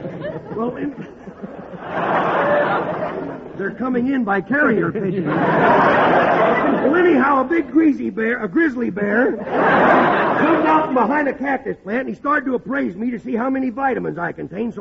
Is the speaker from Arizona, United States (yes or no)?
no; Texas, United States; born there; Well, I was born in Texas.